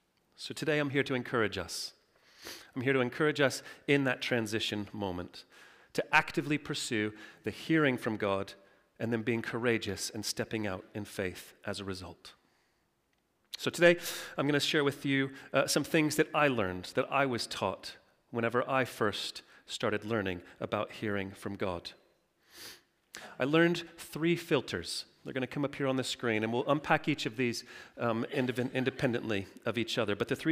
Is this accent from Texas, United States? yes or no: yes; Texas, United States; Now, I'm from Texas. You may not have thought that from my accent, but when I do go home and I speak to my mom, it's all, "Howdy, y'all.